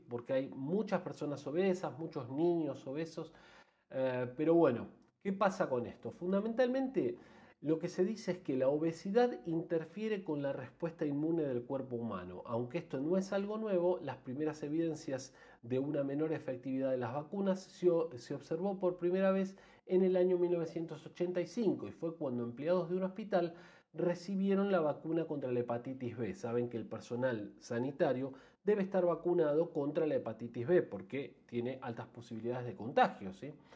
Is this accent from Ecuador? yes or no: no; Argentina; yo soy argentino